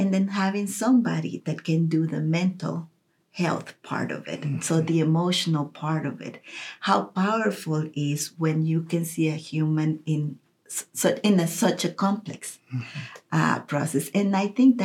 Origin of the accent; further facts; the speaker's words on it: Costa Rica; moved away as an adult; now in Kansas City, United States; I grew up in Costa Rica